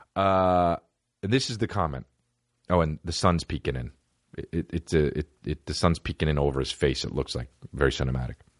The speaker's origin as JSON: {"language": "English", "region": "West Coast", "country": "United States", "tie": "born or raised there", "said": "I'm East Coast born, but West Coast raised, just like …"}